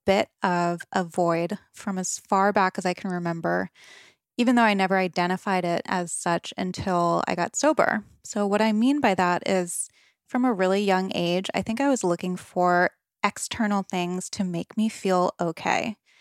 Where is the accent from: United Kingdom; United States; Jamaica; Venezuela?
United States; Rhode Island; I grew up on the East Coast, Rhode Island, to be exact